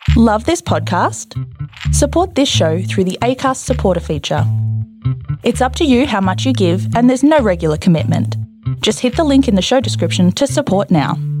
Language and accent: English; Australia